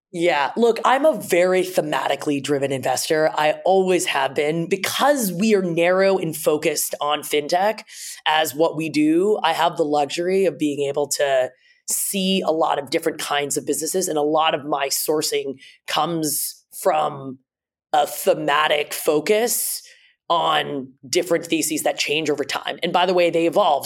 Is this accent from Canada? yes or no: yes; Toronto, Ontario, Canada; my parents immigrated to Canada. I grew up in Toronto